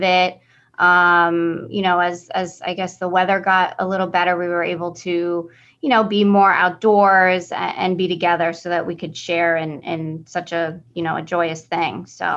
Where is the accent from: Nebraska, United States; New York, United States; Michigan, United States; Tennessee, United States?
New York, United States; Locust Valley; I've been born and raised in Locust Valley